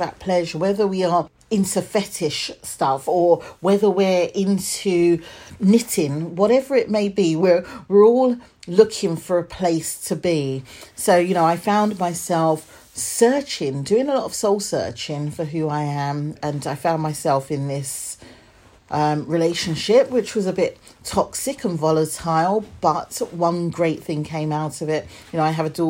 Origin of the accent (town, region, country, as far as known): Hertfordshire, East of England, United Kingdom; born or raised there; also born or lived in London / Edmonton, London